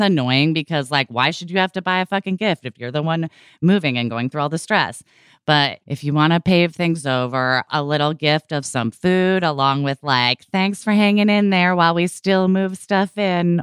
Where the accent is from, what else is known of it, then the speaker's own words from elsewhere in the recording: Portland, Oregon, United States; growing up in Portland, Oregon